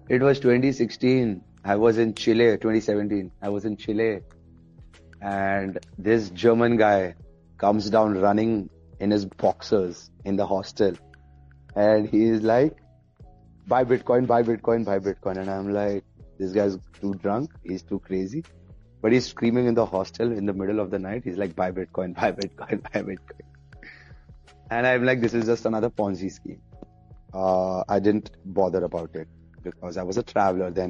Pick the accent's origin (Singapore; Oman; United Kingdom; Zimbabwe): Oman; also born or lived in India; I was born in India but raised up in Oman